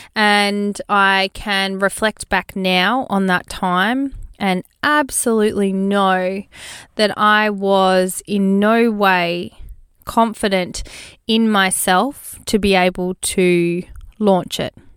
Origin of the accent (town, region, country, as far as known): Australia; born or raised there